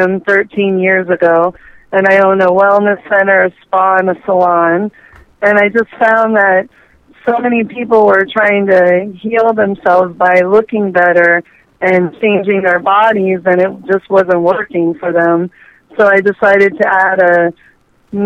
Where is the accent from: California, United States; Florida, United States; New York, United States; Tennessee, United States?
Florida, United States; Miami; I was born and raised in South Florida, Miami, Florida.